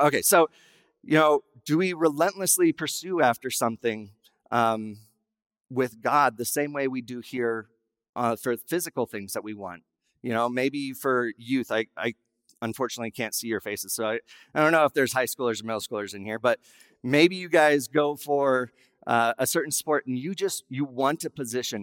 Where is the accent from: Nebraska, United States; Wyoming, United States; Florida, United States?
Wyoming, United States; I was raised in Wyoming